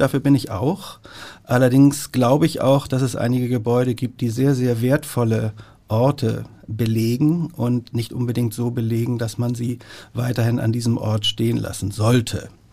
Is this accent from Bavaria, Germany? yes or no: no; Hamburg, Germany; meine Heimatstadt, in der ich geboren bin, in der ich lebe und arbeite und die ich, wenn es nicht vermessen klingt, so ein bisschen wie das eigene Wohnzimmer betrachte, Hamburg